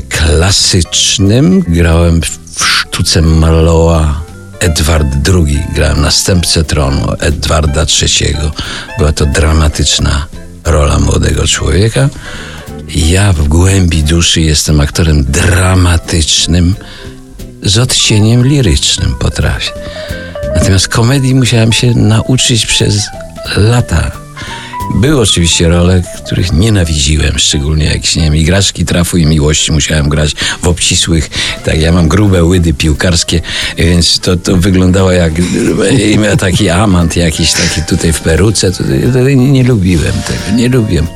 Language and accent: Polish; Puławy, Lublin Voivodeship, Poland; ja pochodzę z Nadwisły, z Puław